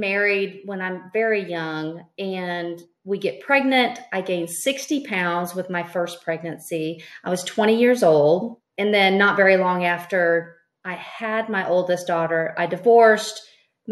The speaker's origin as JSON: {"language": "English", "region": "East Texas", "country": "United States", "tie": "born or raised there", "lives_now": "Tomball, United States", "said": "I grew up in East Texas and beauty was paramount."}